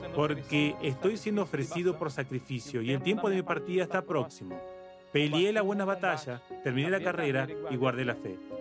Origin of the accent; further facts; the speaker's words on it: Jacareí, São Paulo, Brazil; yo soy de Yacareí, nací aquí, más allá de que viví en muchas partes de Brasil, pero yo soy yacariense